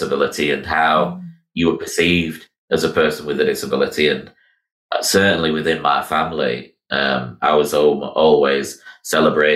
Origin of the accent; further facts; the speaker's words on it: Miami, Florida, United States; I was born in 1982 in Miami Children's Hospital